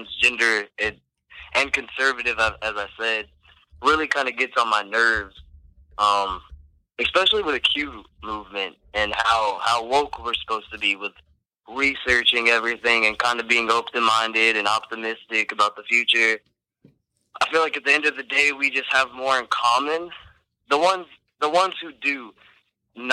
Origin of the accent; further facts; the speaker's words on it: Romania; moved away; I come from Romania personally, and my parents have lived through a dictatorship